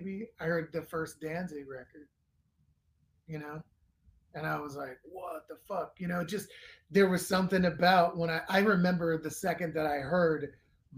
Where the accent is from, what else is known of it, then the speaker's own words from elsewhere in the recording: Northern California, United States; I was a kid. I was from Northern California